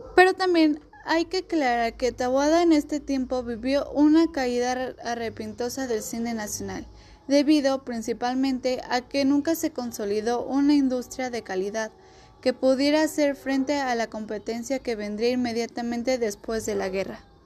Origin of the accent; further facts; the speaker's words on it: Mexico; como mexicanos conocer nuestra cultura